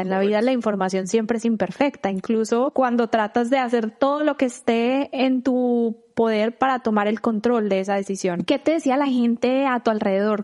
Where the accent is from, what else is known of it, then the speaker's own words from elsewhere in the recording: Colombia; moved away as an adult; now in United States; yo ya salí de Colombia desde hace 10 eh, años